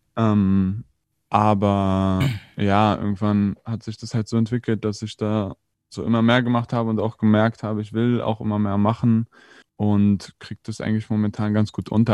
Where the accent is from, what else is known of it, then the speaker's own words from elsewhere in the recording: Berlin, Germany; sind hier aufgewachsen, mein Bruder und ich. Ist ja in Moabit